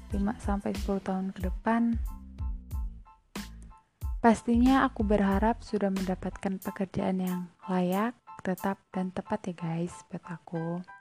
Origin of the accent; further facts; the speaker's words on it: Lampung, Indonesia; Aku berasal dari Kabupaten Waikanan Lampung, lebih tepatnya di Kecamatan Pakuan Ratu.